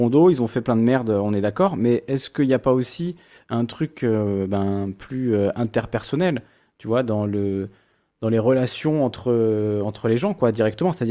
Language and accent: French; Corsica, France; Quand je suis corse en Corse, ben, je n'y pense pas. Quand je suis corse sur le continent et qu'on me dit ah oui, ton nom est corse, alors t'es corse